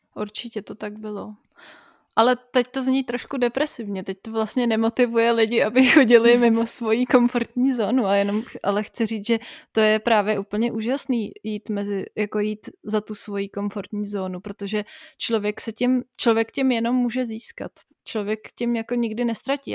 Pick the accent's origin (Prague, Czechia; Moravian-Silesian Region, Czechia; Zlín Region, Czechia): Prague, Czechia; moved away; also born or lived in Bavaria; pro Pražáky je těžký uh, nutit se do spisovné češtiny